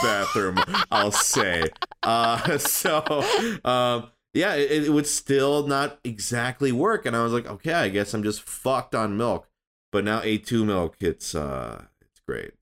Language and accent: English; Midwest, United States; now in Los Angeles, United States; I grew up in the Midwest